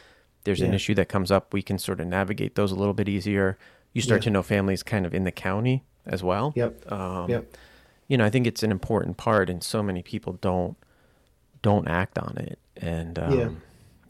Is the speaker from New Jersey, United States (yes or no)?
yes; Andover, New Jersey, United States; back when I was growing up in Andover